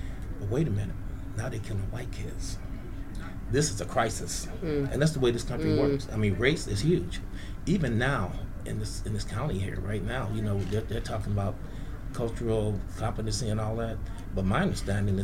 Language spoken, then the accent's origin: English; San Francisco, California, United States; We grew up in San Francisco